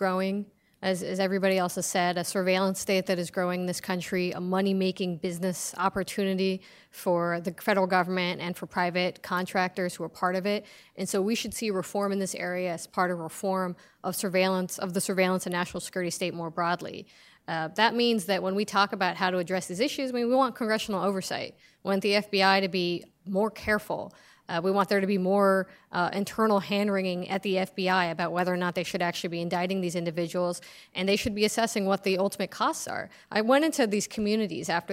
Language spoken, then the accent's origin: English; United States; I grew up in this country as an American Muslim